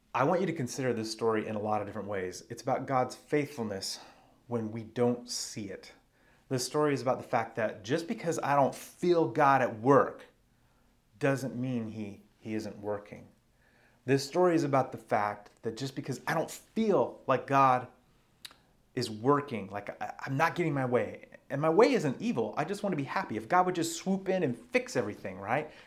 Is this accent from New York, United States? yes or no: no; Arizona, United States; now in Washington, United States; where I grew up in Arizona